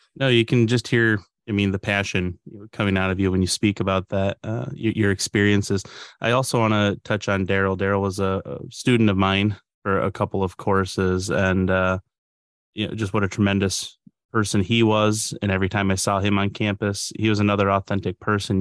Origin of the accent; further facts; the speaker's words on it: Upper Peninsula, Michigan, United States; growing up in the Upper Peninsula, we had, you know, a strong native culture